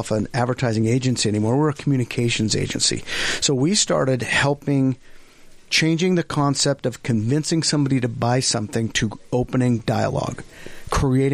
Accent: Fruit Heights, Utah, United States; also born or lived in Ogden, Utah; we moved before I can even remember anything to Fruit Heights, Utah. So we lived right in Fruit Heights

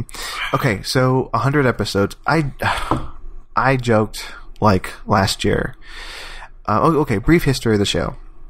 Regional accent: near Houston, Texas, United States; also born or lived in New Jersey; my hometown is like near Houston.

